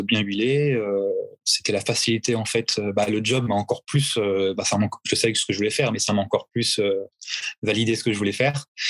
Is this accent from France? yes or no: yes; France; now in Orléans, France; en tant que Français